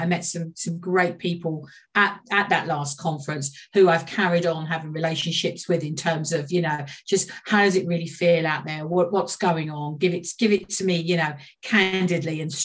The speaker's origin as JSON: {"language": "English", "town": "Walthamstow", "region": "London", "country": "United Kingdom", "tie": "born or raised there", "said": "I grew up in Walthamstow"}